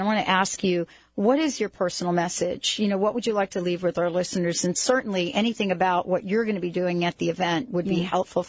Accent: New York, United States; moved away; You know, I'm from New York. I was born in New York

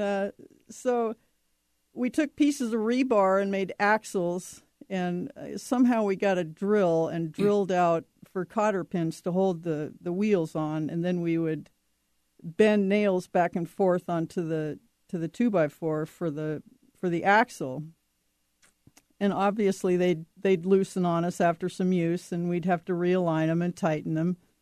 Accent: Seattle, Washington, United States; also born or lived in Montana; we moved from Montana out here to Seattle when I was nine

